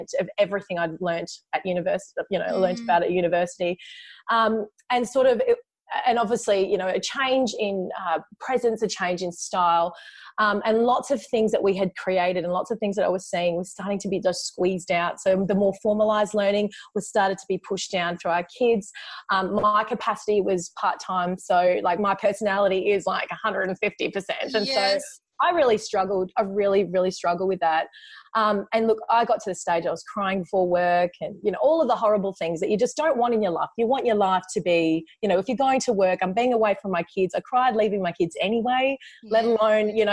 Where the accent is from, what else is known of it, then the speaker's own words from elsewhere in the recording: Perth, Western Australia, Australia; also born or lived in China; I'm from Perth in Western Australia